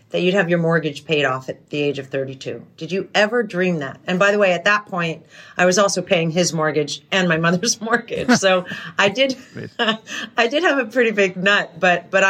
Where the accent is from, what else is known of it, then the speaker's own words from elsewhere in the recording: New York, United States; also born or lived in New Hampshire / Europe; I grew up in in Europe and New York and New Hampshire.